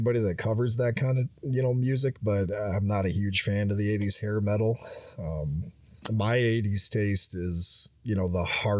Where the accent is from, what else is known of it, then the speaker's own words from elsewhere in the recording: Michigan, United States; also born or lived in Louisiana; I'm like, no, I spent a few years in Louisiana and I kind of had to adopt the accent. I'm actually from Michigan.